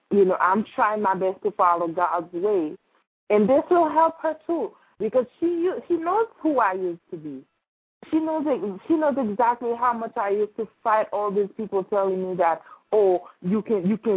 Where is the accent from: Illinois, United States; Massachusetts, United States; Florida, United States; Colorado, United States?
Florida, United States; I moved from Florida